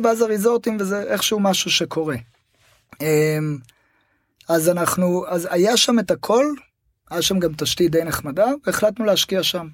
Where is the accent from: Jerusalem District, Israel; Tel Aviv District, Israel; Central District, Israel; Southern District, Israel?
Tel Aviv District, Israel; Tel Aviv; moved away as an adult; also born or lived in Costa Rica / Panama; אני קודם כל גדלתי בתל אביב